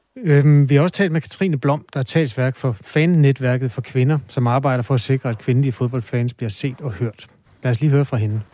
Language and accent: Danish; Aarhus, Central Denmark Region, Denmark; Nu er jeg jo fra Aarhus, så det har altså været på Aarhus Stadion